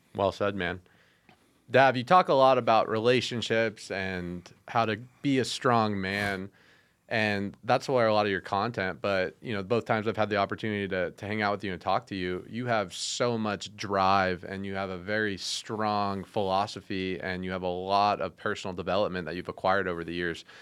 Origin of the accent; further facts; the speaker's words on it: Las Vegas, Nevada, United States; living in Vegas, growing up in Vegas